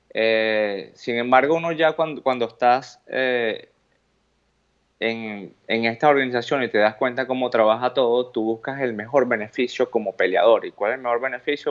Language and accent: Spanish; Venezuela; moved away; mi bandera de donde vengo, del país de donde soy